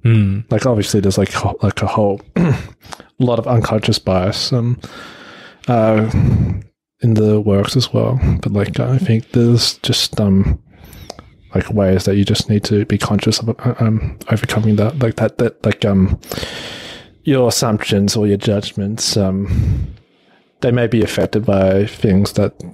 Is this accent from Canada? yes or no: no; Australia; But I think, obviously, growing up in Australia, like, you'll also be influenced by that.